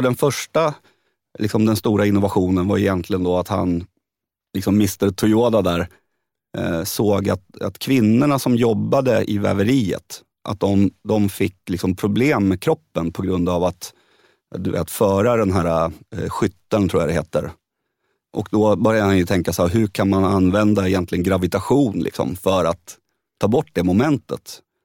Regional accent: Södertälje, Stockholm County, Sweden; jag är liksom arbetarpojken från Södertälje

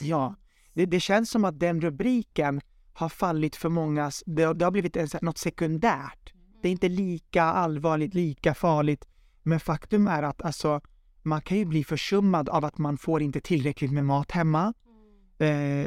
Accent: Södertälje, Stockholm County, Sweden; jag kommer ifrån Södertälje, född och uppvuxen där

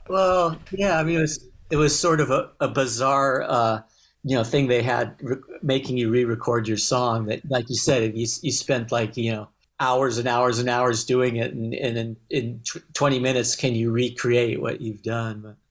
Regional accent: Los Angeles, California, United States; accent: twang; heard my twang and, uh, oh, where are you from? And I and said Los Angeles.

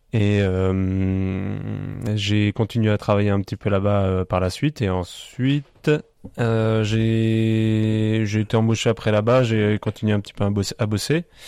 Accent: Biederthal, Grand Est, France; moved away as an adult; also born or lived in Colmar / Strasbourg; je suis originaire du village de Bidertal

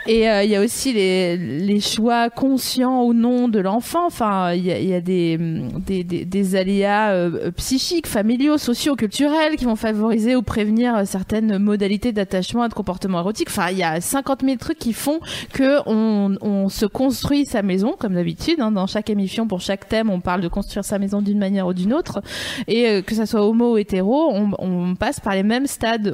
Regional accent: Vosges, Grand Est, France; je viens des Vosges

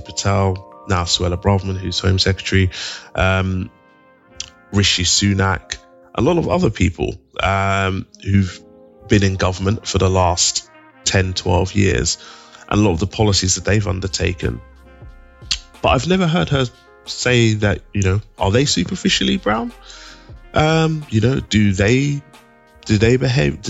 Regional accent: London, United Kingdom; I grew up in East London

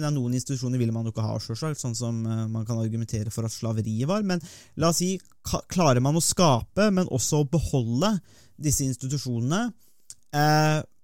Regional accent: Norway; vi har den interessen som nordmenn

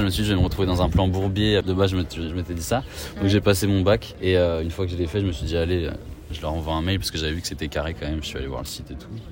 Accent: Paris, Île-de-France, France; J'ai 23 ans, je suis parisien.

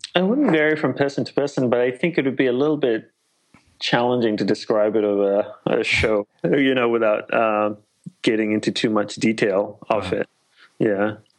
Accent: Australia; moved away as an adult; also born or lived in Malaysia / Sri Lanka / Hawaii; I'm Sri Lankan by ancestry, and uh, I was born in Malaysia, grew up in Australia

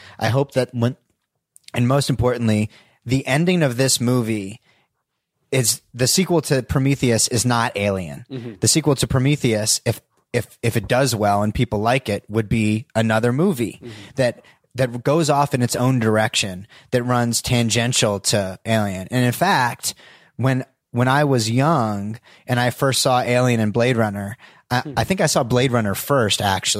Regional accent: New Jersey, United States; I grew up in Northern New Jersey, and we used to go into Forbidden Planet, every other week in the village

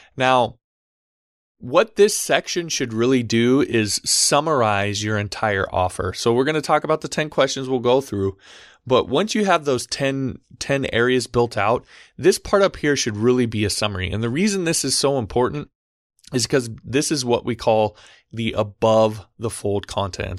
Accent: Omaha, Nebraska, United States; I'm from Omaha, Nebraska.

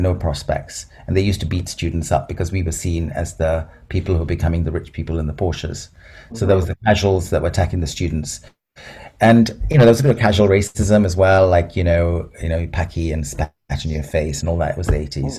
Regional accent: Malaysia; also born or lived in Aberdeen, United Kingdom / Singapore; I'm in Aberdeen. I was born there, but I never lived there because I grew up in Malaysia and Singapore, and I'd come back to school in Brighton.

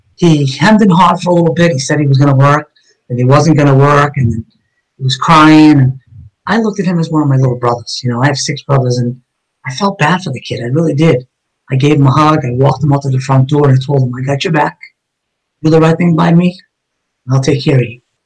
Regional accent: Somerville, Massachusetts, United States; I grew up in East Somerville, with all my childhood friends

